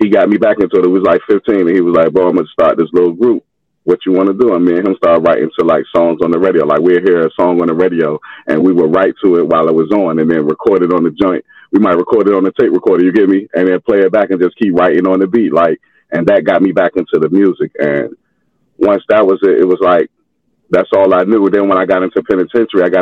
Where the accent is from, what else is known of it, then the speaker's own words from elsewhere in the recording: Norfolk, Virginia, United States; I'm in Norfolk right now. I'm from Norfolk, Virginia